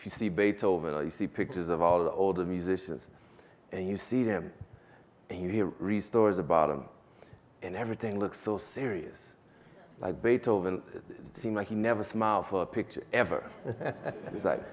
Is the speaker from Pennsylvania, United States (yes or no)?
no; Kenner, Louisiana, United States; moved away as an adult; also born or lived in New York; I grew up in Kenner, Louisiana